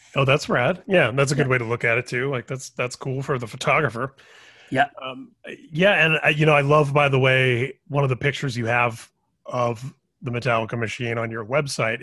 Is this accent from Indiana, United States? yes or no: yes; Indiana, United States; I grew up in Indiana